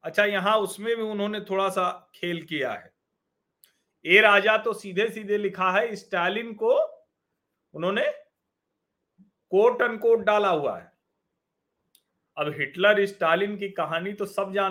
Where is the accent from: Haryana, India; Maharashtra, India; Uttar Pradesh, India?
Uttar Pradesh, India; Prayagraj; मैं तो प्रयाग का रहने वाला हूं मैं आपको बताऊं हमारा दारागंज घर है